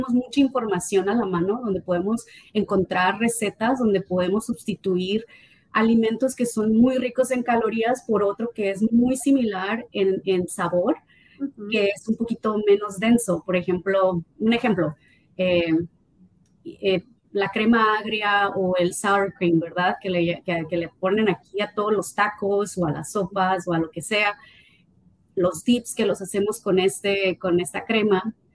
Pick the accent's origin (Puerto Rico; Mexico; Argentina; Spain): Mexico; now in United States; aunque yo me vine de México aquí a, Estados Unidos, eh, yo creo que fue donde más le, sufrí, le batallé, ¿no? De que no encontraba la comida que me supiera a, México o a, mi, o a mi estado